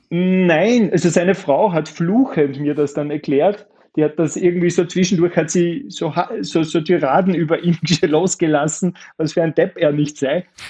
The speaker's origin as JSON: {"language": "German", "country": "Austria"}